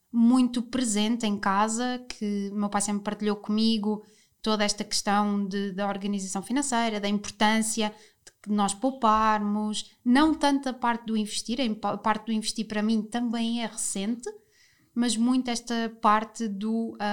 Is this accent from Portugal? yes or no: yes; Lisbon, Portugal; eu, que sou lisboeta, saí de Lisboa pela primeira vez. Eu nunca estudei fora, eu nunca hum, sei lá, nunca tive assim, nunca morei noutro sítio, portanto sempre morei em Lisboa.